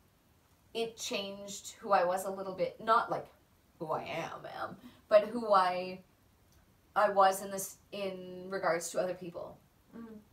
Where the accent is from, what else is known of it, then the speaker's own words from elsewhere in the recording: Canada; now in Australia; I am Canadian